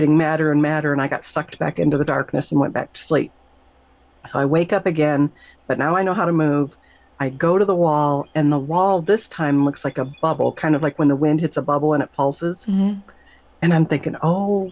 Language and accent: English; Michigan, United States; I grew up in Michigan